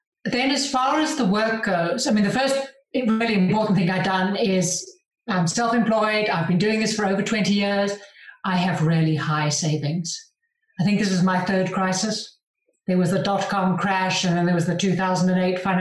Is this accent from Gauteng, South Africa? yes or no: yes; Johannesburg, Gauteng, South Africa; moved away as an adult; now in Andorra; I grew up in Johannesburg in South Africa, big city, huge grass plain, not a mountain in sight